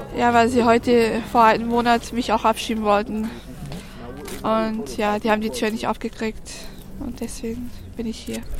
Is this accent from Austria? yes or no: no; Serbia; now in Germany; Wir kommen aus Serbien, auch, aber wir sind auch Roma